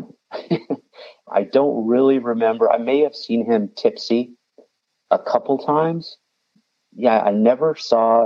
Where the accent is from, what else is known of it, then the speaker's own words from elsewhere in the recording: the Midwest outside of Chicago, Illinois, United States; I grew up in the Midwest outside of Chicago in a small town